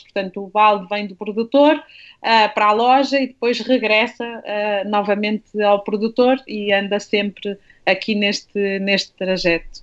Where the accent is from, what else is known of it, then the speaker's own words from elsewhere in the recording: Minho, Portugal; now in Lisbon, Portugal; eu sou minhota, eu venho de uma família, quer do lado materno, quer do lado paterno, de longas gerações de lavradores